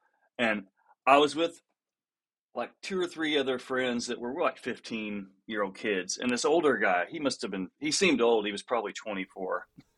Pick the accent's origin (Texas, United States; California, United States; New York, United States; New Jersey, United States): Texas, United States; Denton; now in Austin, United States; I grew up in Dallas, or, you know, north of Dallas in Denton.